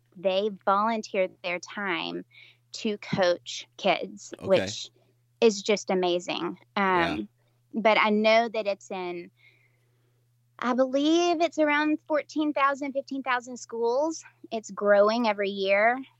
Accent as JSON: {"language": "English", "region": "Tennessee", "country": "United States", "tie": "born or raised there", "said": "I'm from Middle Tennessee and, started out in West Tennessee, but then moved into Middle Tennessee as an adult."}